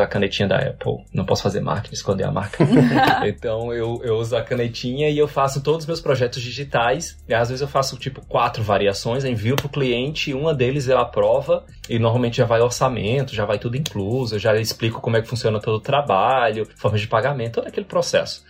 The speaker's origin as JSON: {"language": "Portuguese", "town": "Natal", "region": "Rio Grande do Norte", "country": "Brazil", "also_born_or_lived": "Rio de Janeiro", "moved": "as an adult", "lives_now": "Ireland", "said": "quando eu saí de Natal, que é da onde eu sou"}